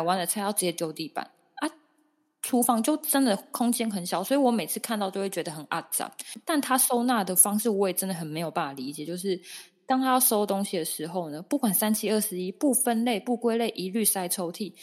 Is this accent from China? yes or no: no; Taoyuan, Taiwan; 像我是桃园人